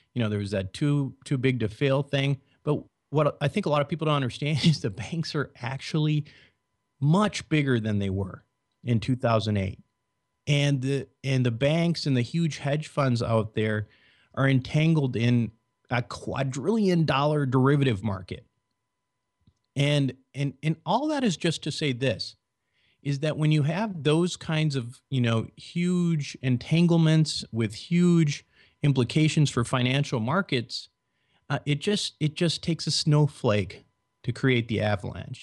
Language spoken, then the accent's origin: English; Minnesota, United States; I was born and raised in Minnesota.